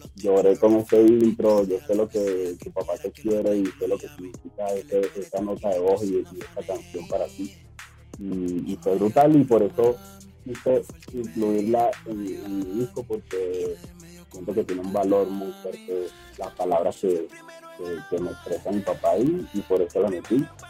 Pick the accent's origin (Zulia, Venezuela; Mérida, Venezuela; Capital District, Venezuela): Capital District, Venezuela; Caracas; moved away; vivo a, o sea, allá en Caracas, vivo a 15 minutos de la playa